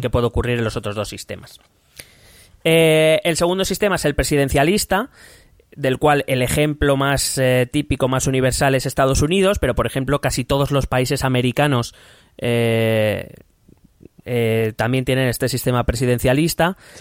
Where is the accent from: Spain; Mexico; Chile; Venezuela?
Spain